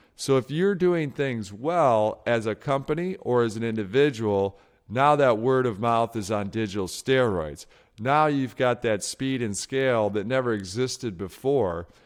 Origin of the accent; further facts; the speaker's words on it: outside of Detroit, Michigan, United States; when I was a kid growing up outside of Detroit, Michigan